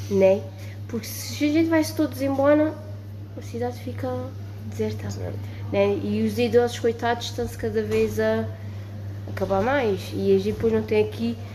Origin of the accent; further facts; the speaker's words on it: Portalegre, Alentejo, Portugal; also born or lived in Castelo de Vide / Beja; porque eu gosto do Alentejo, eu gosto da, nossa, da minha terra.